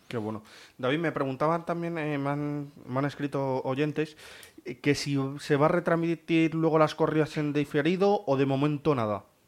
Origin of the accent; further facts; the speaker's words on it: Santa Cruz de Mudela, Castilla-La Mancha, Spain; la plaza de mi pueblo, en, Las Virtudes, en Santa Cruz de Mudela